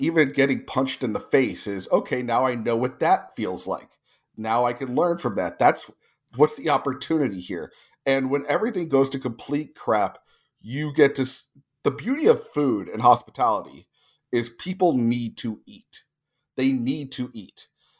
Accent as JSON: {"language": "English", "region": "New Jersey", "country": "United States", "tie": "born or raised there", "also_born_or_lived": "California", "lives_now": "Tulsa, United States", "said": "I own Andolini's Pizzeria in Tulsa, Oklahoma, which is, you know, in the middle of America. I grew up in New Jersey and California."}